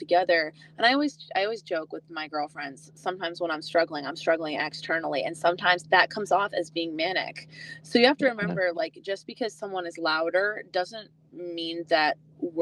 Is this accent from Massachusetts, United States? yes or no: yes; Boston, Massachusetts, United States; now in Nashville, United States; I'm from Boston